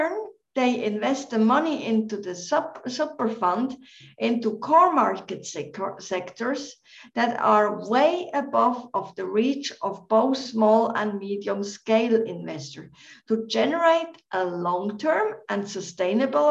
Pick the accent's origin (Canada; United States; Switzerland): Switzerland; Central Switzerland; now in Bilbao, Spain; I'm half Welsh, but also Swiss, born in Switzerland, in central Switzerland